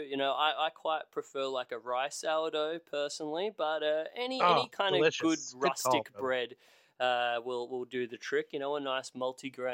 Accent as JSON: {"language": "English", "country": "Australia", "said": "as an Australian"}